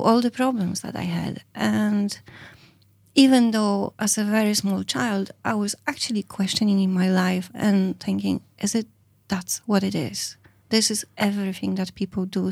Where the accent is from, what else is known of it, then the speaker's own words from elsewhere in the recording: Poland; moved away as an adult; now in Ireland; I come from Poland. I live in Ireland over twenty-two years